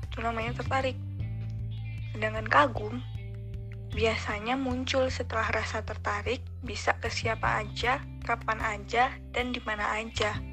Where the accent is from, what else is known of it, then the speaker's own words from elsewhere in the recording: Lampung, Indonesia; Aku lahirnya di Lampung, besar di Lampung, kuliah di Lampung.